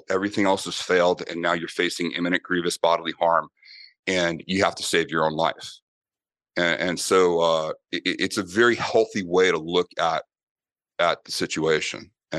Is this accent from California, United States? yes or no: no; Boston, Massachusetts, United States; And then also growing up in Boston with Irish, with an Irish family that is very big on combat sports